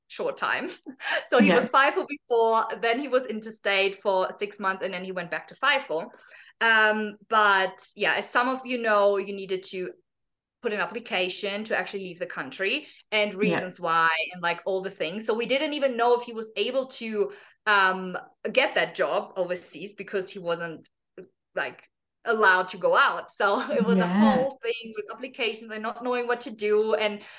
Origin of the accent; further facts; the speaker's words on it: Germany; moved away as an adult; also born or lived in Australia; I'm originally from Germany